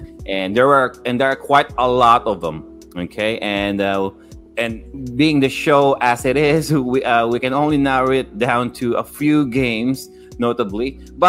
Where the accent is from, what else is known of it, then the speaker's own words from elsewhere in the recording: Philippines; us three, me, …, and …, we grew up in the Philippines, okay? Not in the U.S.